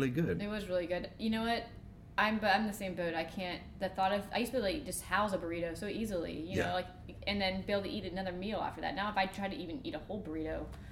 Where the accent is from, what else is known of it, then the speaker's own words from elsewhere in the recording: Florida, United States; moved away; I don't really like to tell people I'm from Florida